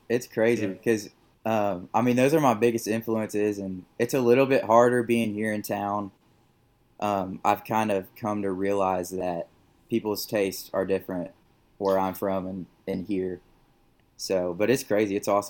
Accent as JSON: {"language": "English", "town": "Tulsa", "region": "Oklahoma", "country": "United States", "moved": "as an adult", "lives_now": "Nashville, United States", "said": "I'm from Tulsa, the Tulsa area."}